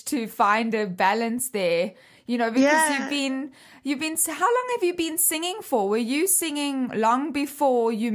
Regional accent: South Africa; for us as South African children

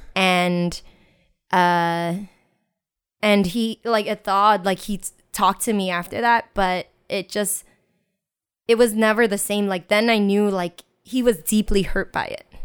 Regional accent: United States; I grew up in Chinatown and I was born and raised there

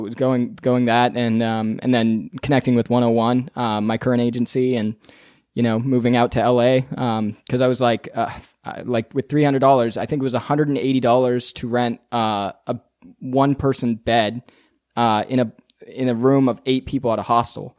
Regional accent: Northern California, United States; moved away as an adult; also born or lived in Las Vegas; now in Los Angeles, United States; I'm from Northern California

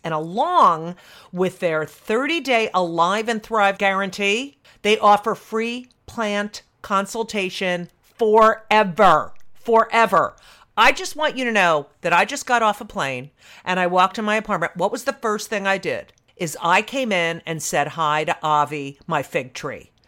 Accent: Clark, New Jersey, United States; moved away; that's where I grew up

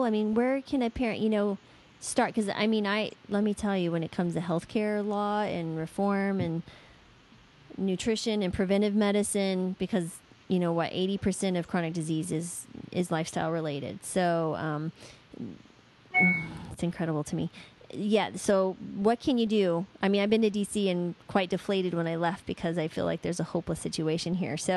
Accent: New Mexico, United States; I grew up in New Mexico

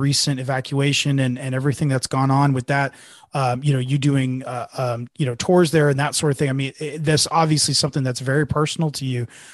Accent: Cupertino, California, United States; I'm from the Bay Area. I was born in Cupertino and lived there for years and years.

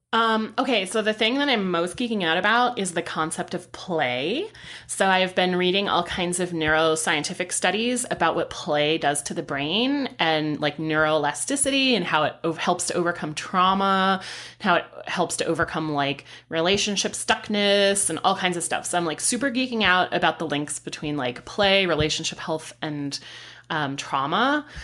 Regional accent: San Diego, California, United States; moved away; born and raised in San Diego

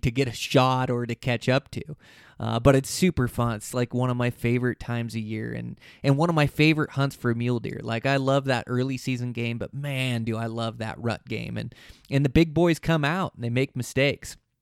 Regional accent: Montana, United States; my home state here in Montana

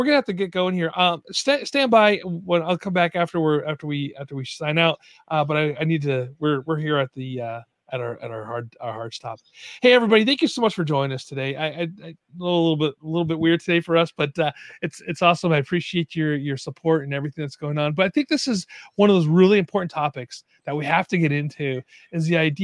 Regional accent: New York, United States; moved away; I'm from New York originally

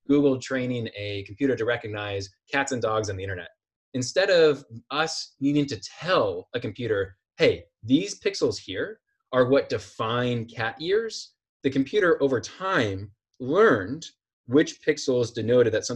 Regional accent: Iowa, United States; I'm from Iowa

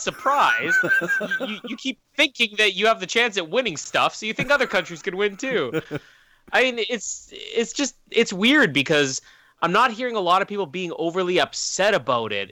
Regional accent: Canada

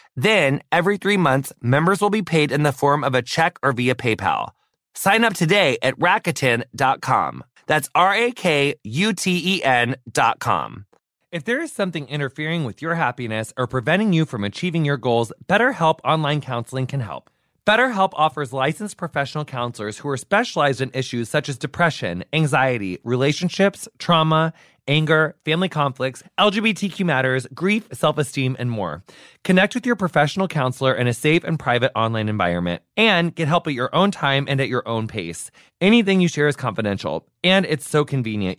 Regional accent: United States; my entire like you know adolescent childhood life in in my hometown

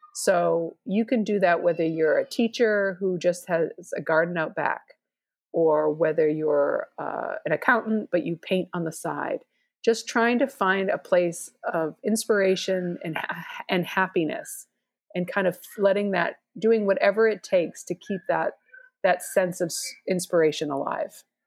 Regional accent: Boston, Massachusetts, United States; moved away; also born or lived in Arkansas; I'm from Boston

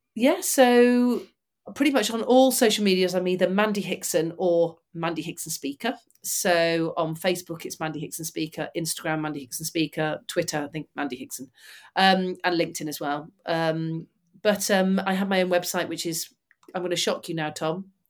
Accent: Manchester, North West England, United Kingdom; I'm from Manchester and grew up about twenty miles from them

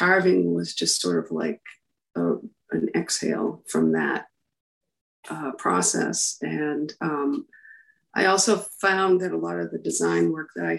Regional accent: Tilton, New Hampshire, United States; also born or lived in Plymouth, New Hampshire; So I grew up in Tilton

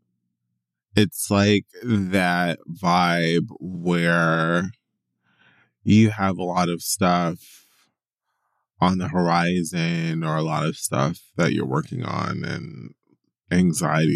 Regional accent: Miami, Florida, United States; my hometown of Miami

